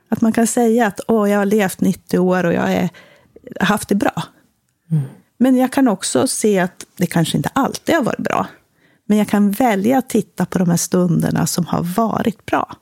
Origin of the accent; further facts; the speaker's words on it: Västernorrland County, Sweden; moved away as an adult; also born or lived in Germany / United States / Uppsala; uppe i Västernorrland, där jag kommer ifrån. Eller i Ångermanland